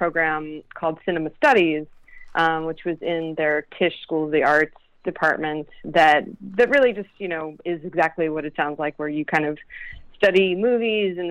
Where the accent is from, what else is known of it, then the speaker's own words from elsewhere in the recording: Pottsville, Pennsylvania, United States; growing up in Pottsville